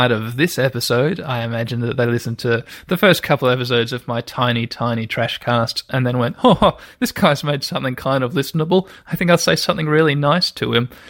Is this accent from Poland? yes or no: no; Australia; growing up in Australia